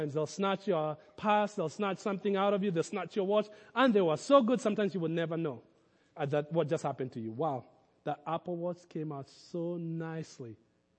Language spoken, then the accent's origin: English; Kenya; moved away as an adult; now in United States; my growing up in Kenya